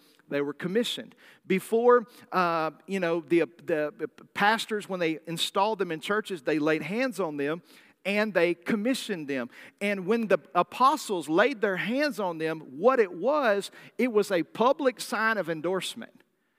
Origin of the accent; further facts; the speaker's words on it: the South, United States; I'm from the South. I'm from the deep South. We don't like tea unless it tastes like pancake syrup.